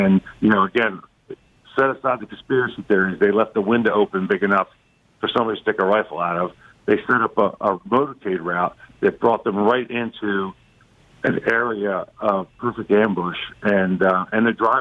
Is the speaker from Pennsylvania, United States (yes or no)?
yes; Ridley Park, Pennsylvania, United States